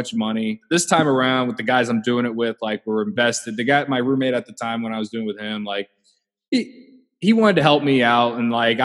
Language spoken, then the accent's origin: English; Central Illinois, United States; I grew up in Central Illinois